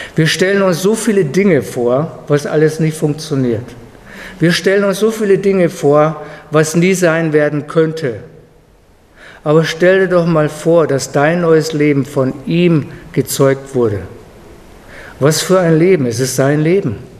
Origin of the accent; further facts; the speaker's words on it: Germany; als Deutscher